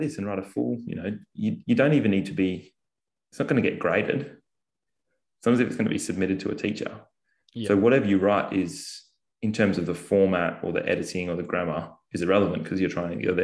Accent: Bunbury, Western Australia, Australia; I grew up in Bunbury, which is south of Perth.

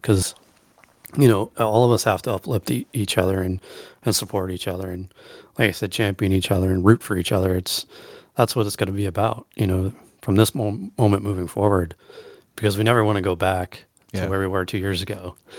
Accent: Allentown, Pennsylvania, United States; growing up on the East Coast, and like I said, in Allentown, PA, and I remember going to see shows when I was younger

